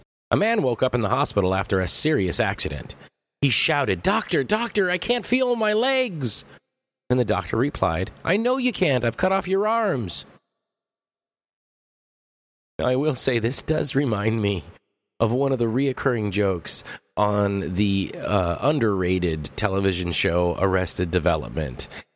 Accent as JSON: {"language": "English", "town": "Los Angeles", "region": "California", "country": "United States", "said": "I'm from Los Angeles, and I gave L.A. a try"}